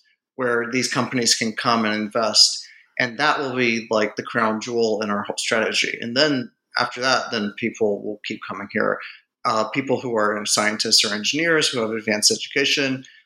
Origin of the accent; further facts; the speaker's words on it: Gastonia, North Carolina, United States; also born or lived in West Virginia / Indiana; I grew up in Gastonia, North Carolina, which is kind of like a sort of aging textile town.